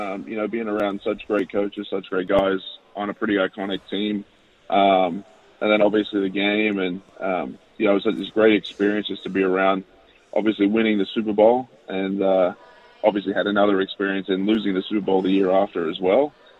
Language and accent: English; Australia; It was quite tough playing in Australia, in Brisbane